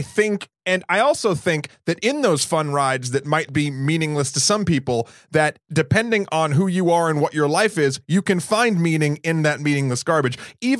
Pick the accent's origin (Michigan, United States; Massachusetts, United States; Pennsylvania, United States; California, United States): Massachusetts, United States; born there; also born or lived in New Hampshire; now in New York City, United States; Well, I was born in Massachusetts, moved to New Hampshire.